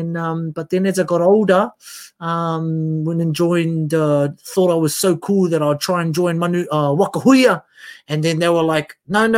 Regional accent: Auckland, New Zealand; also born or lived in Northland; So yeah, we grew up in Manurewa and Ōtara. Went to school all of my life in Ōtara, but we're still we were in that sort of 80s, early 90s.

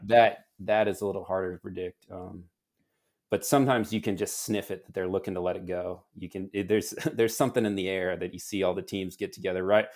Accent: United States; moved away as an adult; now in Girona, Spain; at least I do as an American

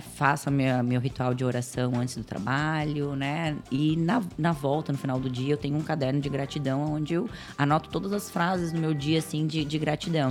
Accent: Florianópolis, Santa Catarina, Brazil; Eu sou manezinha da ilha.

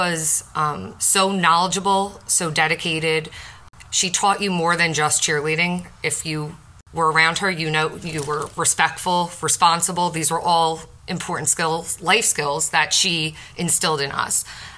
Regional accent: Brick, New Jersey, United States; growing up in Brick and being a cheerleader

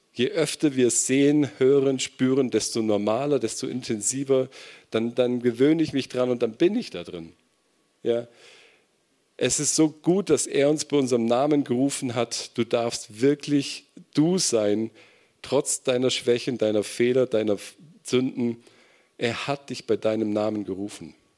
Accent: Kempten, Bavaria, Germany; moved away; in meiner Gemeinde erlebt, in Kempten, wo ich herkomme

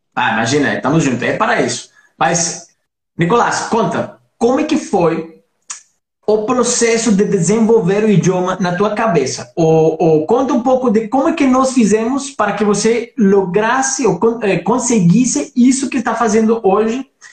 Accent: Colombia; Portuguese is a second language; moved away; somos dois colombianos

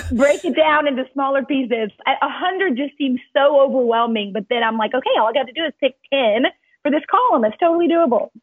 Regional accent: Cajun, Louisiana, United States; moved away as an adult; also born or lived in Baton Rouge, Louisiana; now in Dallas, United States; I'm Cajun

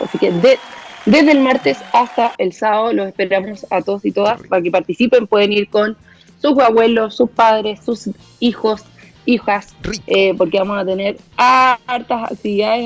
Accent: Chile; como chilenos y chilenas

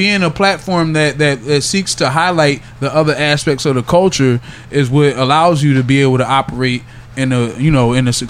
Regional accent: Yeadon, Pennsylvania, United States; also born or lived in Philadelphia; So I was born in South Philly.

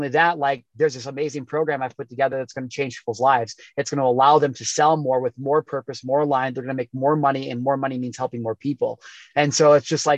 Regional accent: Midwest, United States; growing up in the Midwest

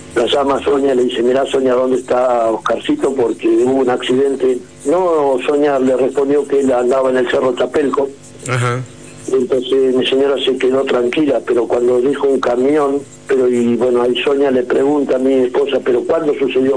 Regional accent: San Martín de los Andes, Neuquén, Argentina; San Martín de los Andes, de mi pueblo, o que decir mi pueblo, nuestro pueblo

